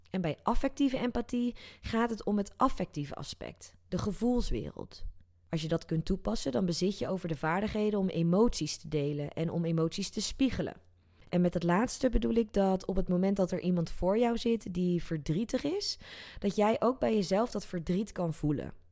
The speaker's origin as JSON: {"language": "Dutch", "country": "South Korea", "tie": "born there", "said": "neem ik je even mee terug naar 2015, waar ik in Zuid-Korea, dat is het land waar ik geboren ben, in een bioscoop de film Inside Out zag"}